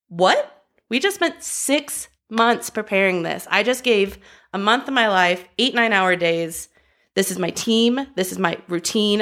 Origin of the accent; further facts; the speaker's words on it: Los Angeles, California, United States; I grew up dancing in Los Angeles.